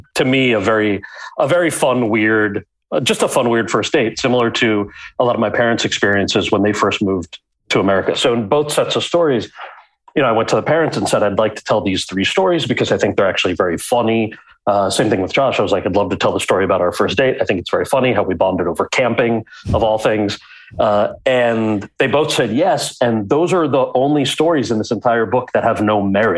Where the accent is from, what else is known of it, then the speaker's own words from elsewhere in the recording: outside of New York City, United States; I grew up outside of New York City